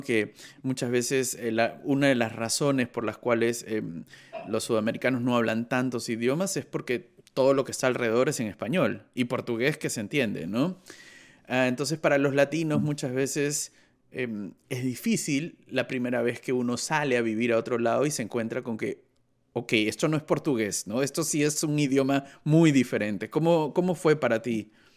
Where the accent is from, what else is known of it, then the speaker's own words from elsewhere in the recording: Peru; now in Germany; yo soy un peruano que vive en Alemania